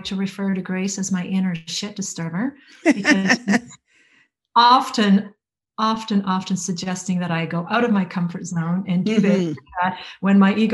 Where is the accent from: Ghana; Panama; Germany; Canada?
Canada; Alberta; moved away as an adult; also born or lived in Vancouver Island; let's go back to Alberta, to our hometown